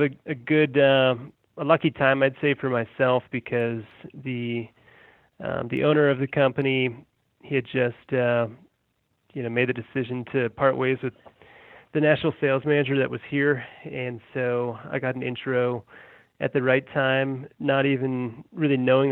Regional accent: Colorado, United States; also born or lived in Massachusetts / Denver; I was born in Massachusetts, and my family's from New England, and my parents moved me and my brother out to Colorado when we were little kids, and I've been out here ever since

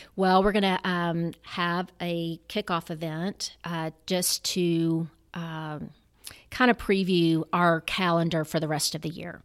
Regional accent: Memphis, Tennessee, United States; I'm a native Memphian, been here all my life

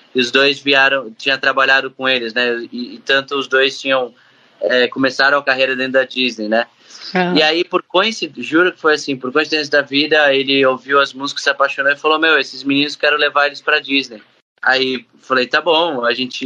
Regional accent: Brazil; eu, que vim do Brasil

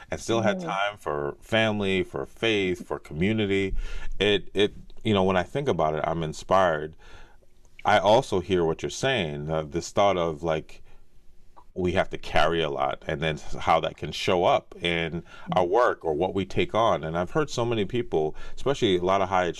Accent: United States; I was born in the States

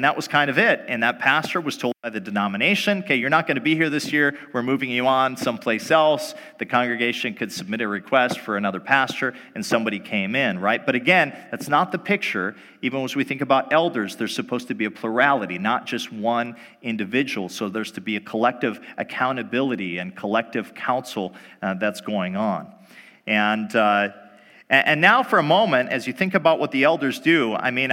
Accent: North Dakota, United States; moved away as an adult; also born or lived in Michigan; Before coming back to North Dakota, my home country, I was out in Michigan for a while

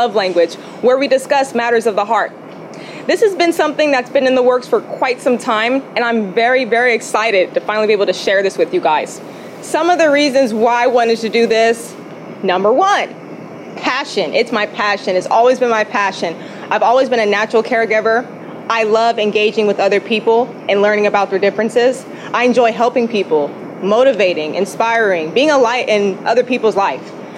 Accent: Hemet, California, United States; moved away as an adult; also born or lived in Victorville; I'm from Hemet. That's where I was from. I wasn't born in Hemet

